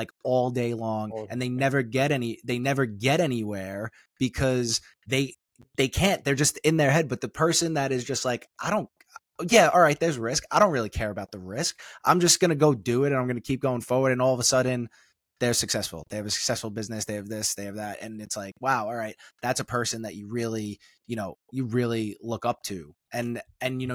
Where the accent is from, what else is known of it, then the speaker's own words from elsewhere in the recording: New York City, New York, United States; we're from the same place